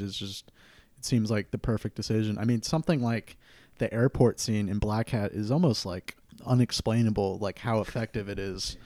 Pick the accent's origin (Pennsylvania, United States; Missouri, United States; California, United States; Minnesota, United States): California, United States; Santa Cruz; it depicts Santa Cruz, my hometown